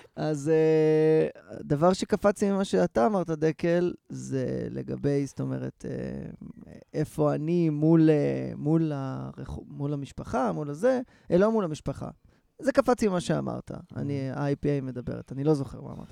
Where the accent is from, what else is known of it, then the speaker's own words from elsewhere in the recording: Rehovot, Central District, Israel; אני נכנס לרכב ברחובות, שזה המקום שבו גדלתי